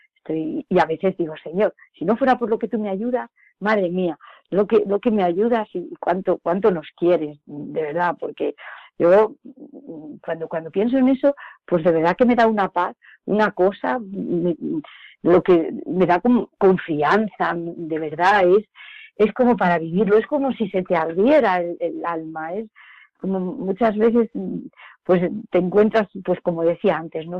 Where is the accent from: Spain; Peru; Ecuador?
Spain; Villacañas, Castilla-La Mancha; yo soy de Villacañas, un pueblo de aquí, de Toledo, cerquita